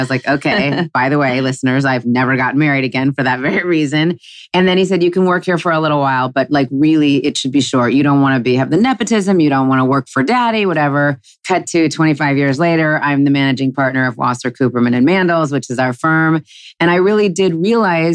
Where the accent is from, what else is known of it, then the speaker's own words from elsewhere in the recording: Los Angeles, California, United States; I never, ever thought growing up in Los Angeles that I would work with my dad